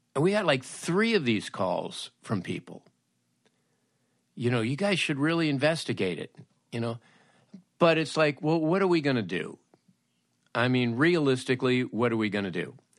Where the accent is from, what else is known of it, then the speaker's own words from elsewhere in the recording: Los Angeles, California, United States; when I was a teenager, growing up in Woodland Hills